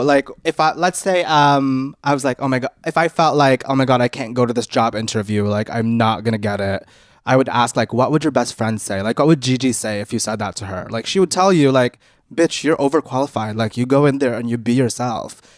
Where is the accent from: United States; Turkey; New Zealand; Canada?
Canada; we grew up in Canada